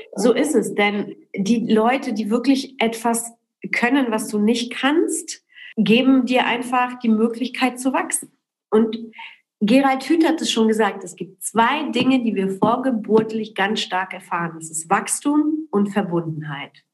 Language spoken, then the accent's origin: German; Berlin, Germany; also born or lived in Poland / Cologne; ich bin in Berlin in Köln groß geworden